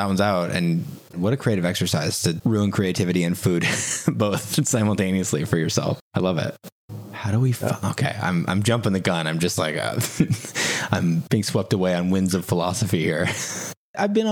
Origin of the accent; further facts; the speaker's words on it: Minnesota, United States; I'm Minnesotan.